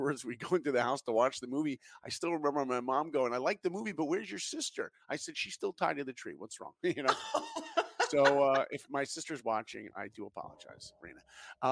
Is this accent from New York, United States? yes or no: yes; New York, United States; I grew up in New York. I didn't grow up in Hollywood